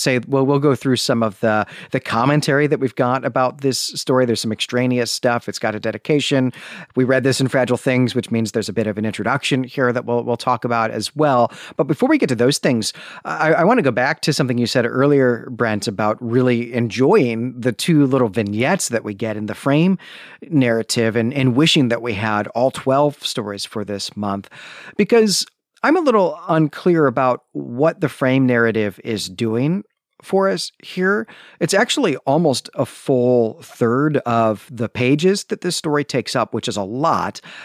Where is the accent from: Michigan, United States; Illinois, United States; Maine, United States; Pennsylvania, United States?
Illinois, United States; Northern; we grew up in Northern Illinois